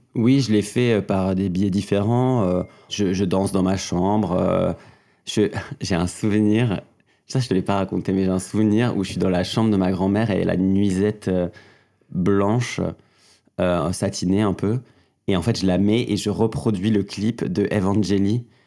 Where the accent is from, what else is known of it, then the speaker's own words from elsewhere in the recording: Mauvezin, Occitania, France; j'ai grandi dans le Gers, un, un, petit département pas loin de Toulouse